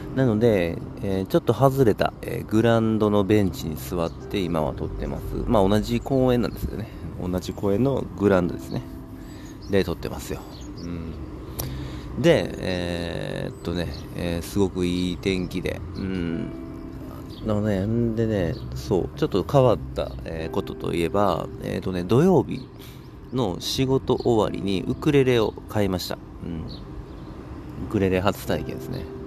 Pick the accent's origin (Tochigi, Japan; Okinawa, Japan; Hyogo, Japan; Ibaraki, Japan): Hyogo, Japan; Kobe; 僕の地元神戸市